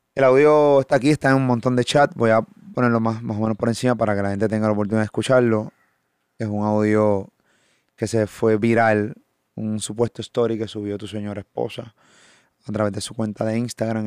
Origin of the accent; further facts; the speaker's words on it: Puerto Rico; Puerto Rico porque es donde vivo